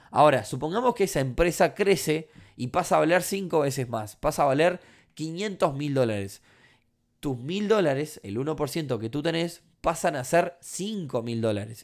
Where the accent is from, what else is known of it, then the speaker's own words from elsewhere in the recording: Uruguay; No porque sea uruguayo